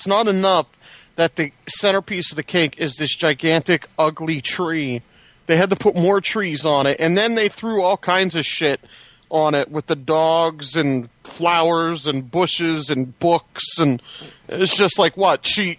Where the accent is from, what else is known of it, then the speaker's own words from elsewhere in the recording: New Jersey, United States; Like, yeah, I'm hardcore. I'm from New Jersey.